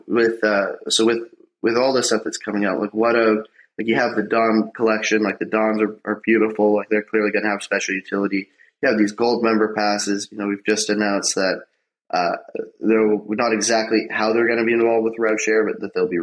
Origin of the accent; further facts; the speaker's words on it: Canada; I'm Canadian.